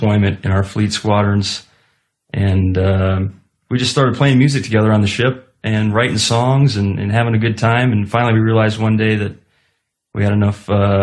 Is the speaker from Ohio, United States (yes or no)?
yes; Ohio, United States; I'm from Ohio